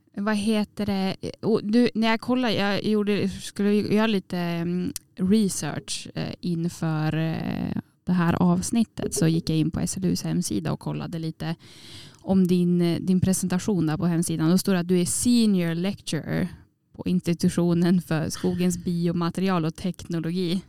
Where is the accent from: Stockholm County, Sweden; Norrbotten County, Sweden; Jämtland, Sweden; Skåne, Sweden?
Jämtland, Sweden; Åre; moved away; Jag var hemma i Åre på, och träffade familjen då